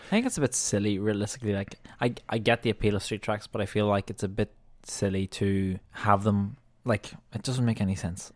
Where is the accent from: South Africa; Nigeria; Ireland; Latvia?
Ireland; as an Irish fan